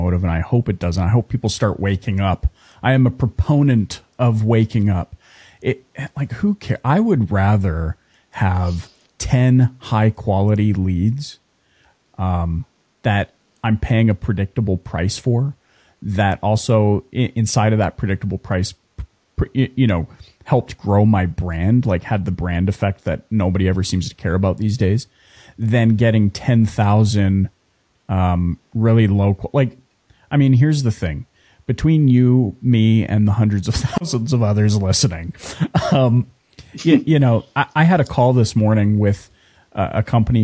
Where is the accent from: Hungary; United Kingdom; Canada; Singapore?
Canada; we were from Canada